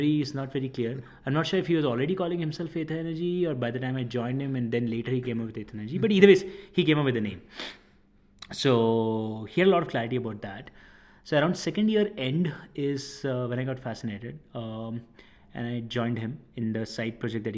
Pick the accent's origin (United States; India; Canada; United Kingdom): India; Ahmedabad, Gujarat; moved away as an adult; also born or lived in Rajasthan / Chennai; I'm originally from Rajasthan, born and brought up in Ahmedabad